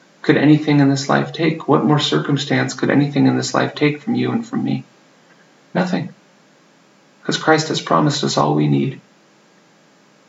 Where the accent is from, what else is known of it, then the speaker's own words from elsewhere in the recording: United States; moved away; I grew up in the United States